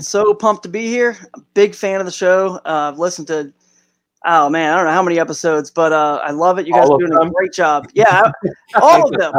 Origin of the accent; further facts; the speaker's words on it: the South, United States; now in Cleveland, United States; And I now live in, I moved from the South where I grew up and now in Northeast Ohio in the Cleveland Akron area.